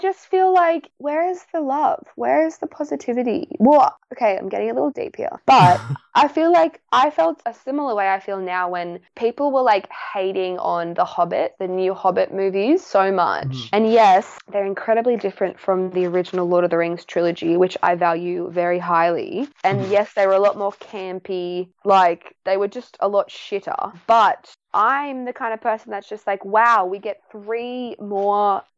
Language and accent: English; Australia; I come from Australia where we don't like guns.